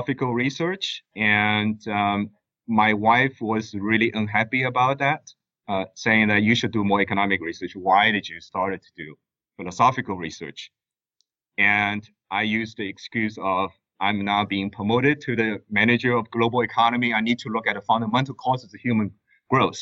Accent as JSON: {"language": "English", "country": "China", "tie": "born or raised there", "also_born_or_lived": "United States", "moved": "as an adult", "lives_now": "Abu Dhabi, United Arab Emirates", "said": "I was born and raised in China. I moved to the U.S. to study economics at Georgetown University"}